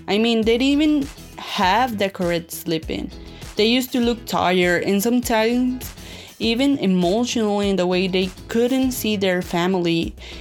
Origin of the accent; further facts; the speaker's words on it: Hermosillo, Sonora, Mexico; I'm from Hermosillo, Sonora, Mexico, and I'm 21 years old